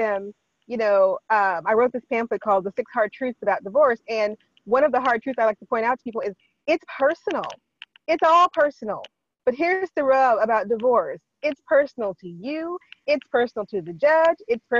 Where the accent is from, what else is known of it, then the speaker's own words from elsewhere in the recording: Washington, United States; When I say I come from Washington, people like to go, oh, you lived in Seattle. No. I did not. I lived in the high desert. I lived in the foothills of the Cascade Mountains.